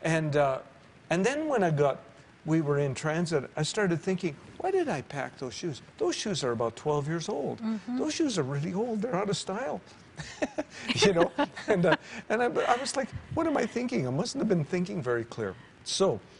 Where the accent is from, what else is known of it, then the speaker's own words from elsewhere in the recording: Western Canada, Canada; we're from the West